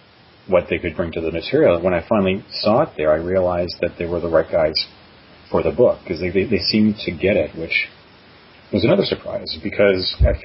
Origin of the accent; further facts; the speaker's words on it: Canada; now in New York, United States; I mean, I'm from Canada originally. I live in New York now.